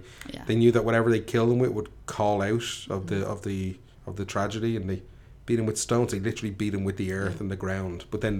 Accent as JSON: {"language": "English", "country": "Ireland", "tie": "born or raised there", "said": "I grew up in Tallinn"}